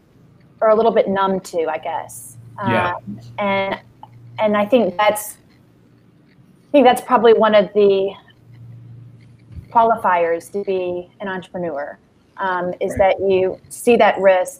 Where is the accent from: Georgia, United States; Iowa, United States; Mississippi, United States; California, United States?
Georgia, United States; Thomasville; I didn't know it at the time because it took me moving away to realize it. But very much. Very rich in history and tradition.